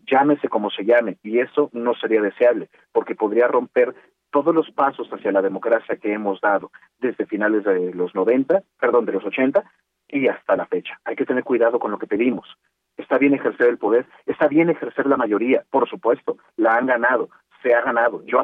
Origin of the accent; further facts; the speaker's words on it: Mexico; no sabemos ocupar del todo nuestros mecanismos institucionales como mexicanas y mexicanos.